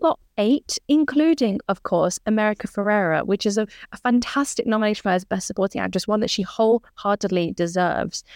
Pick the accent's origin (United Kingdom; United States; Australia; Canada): United Kingdom; as British people